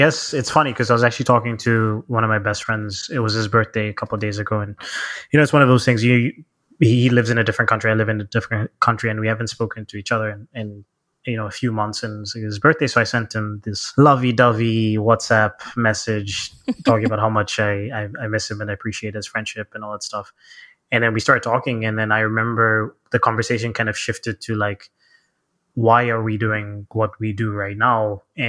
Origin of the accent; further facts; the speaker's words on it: Zambia; born there; So I guess it starts with, I was born in Zambia, Southern Africa.